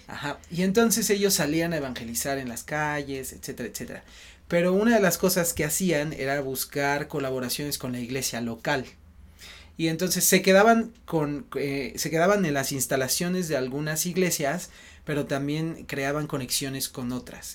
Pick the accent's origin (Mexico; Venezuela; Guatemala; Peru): Mexico; Mexico City; soy de aquí de la Ciudad de México, del centro